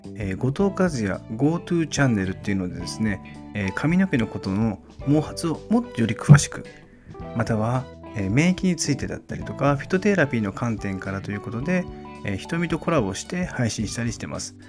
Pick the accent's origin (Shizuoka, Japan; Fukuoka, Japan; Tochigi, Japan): Fukuoka, Japan; Kitakyushu; 私の地元の北九州